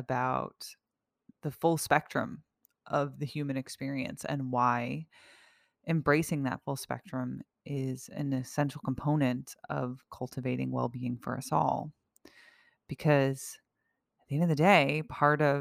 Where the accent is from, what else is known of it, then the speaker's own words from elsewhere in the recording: United States; someone who has lived in a relative safety and peace as an American all of my life